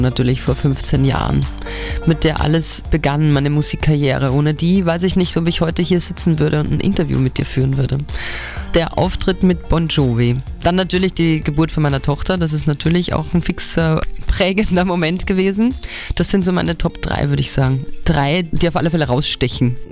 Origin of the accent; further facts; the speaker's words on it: Altenberg, Upper Austria, Austria; bei uns in Altenberg, das ist so ein kleines Kaff